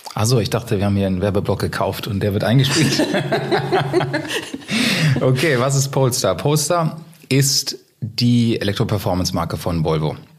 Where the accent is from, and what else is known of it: Germany